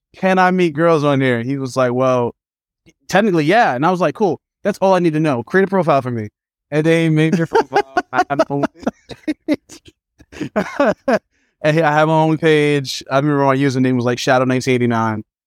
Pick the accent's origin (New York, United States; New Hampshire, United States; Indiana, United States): New York, United States; New York City; also born or lived in Manhattan, New York; I had a good time as a kid growing up in Brooklyn